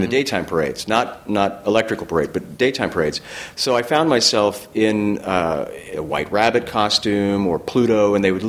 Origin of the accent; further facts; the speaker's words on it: San Jose, California, United States; I grew up in Northern California, in San Jose